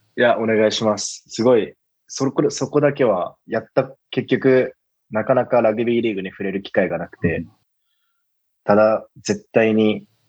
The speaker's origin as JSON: {"language": "Japanese", "region": "Miyazaki", "country": "Japan", "tie": "born or raised there", "said": "僕は宮崎県出身"}